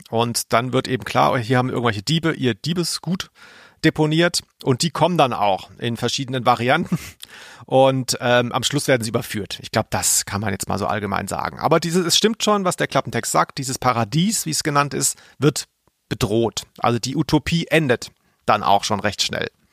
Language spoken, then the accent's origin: German; Swabia, Germany; ich als Schwabe